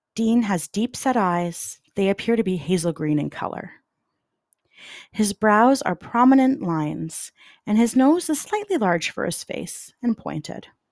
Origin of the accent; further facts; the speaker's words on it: Canada; as a Canadian